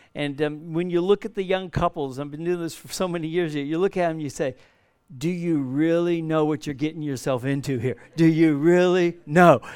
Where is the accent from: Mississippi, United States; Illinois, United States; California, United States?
California, United States; Southern; moved away as an adult; now in Perth, Australia; We're from Southern California. We've been living here for over forty years now